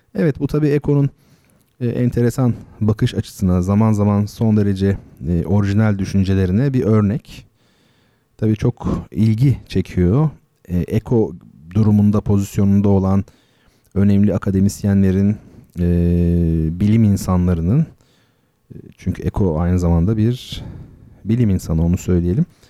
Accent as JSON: {"language": "Turkish", "country": "Turkey", "first_language": "Turkish"}